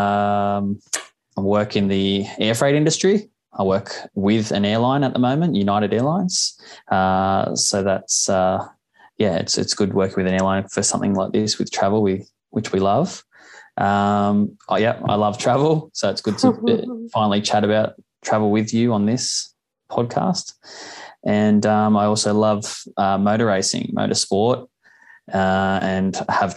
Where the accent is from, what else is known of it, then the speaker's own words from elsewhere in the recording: Engadine, New South Wales, Australia; also born or lived in Eastern suburbs of Sydney; We were both born in the eastern suburbs of Sydney, and that's where we started for my first 3.5 years and your first year, roughly. And then most of the time was in Engadine, which is south of Sydney.